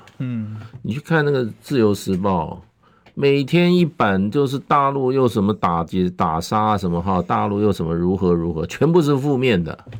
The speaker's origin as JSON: {"language": "Chinese", "country": "Taiwan", "said": "我们台湾的社会，我们台湾社会事实上我们是很容易煽动的"}